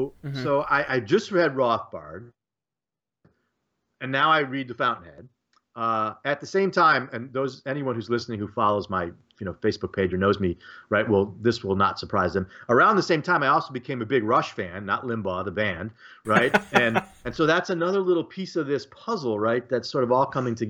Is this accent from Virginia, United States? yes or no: no; Detroit, Michigan, United States; now in Muncie, United States; I grew up outside Detroit in the Detroit suburbs